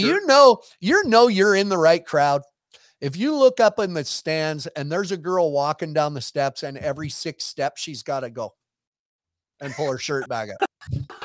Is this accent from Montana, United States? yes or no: yes; Montana, United States; I was from Montana